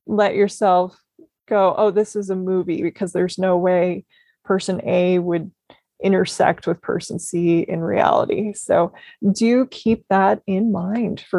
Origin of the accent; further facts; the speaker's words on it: Minnesota, United States; growing up in Minnesota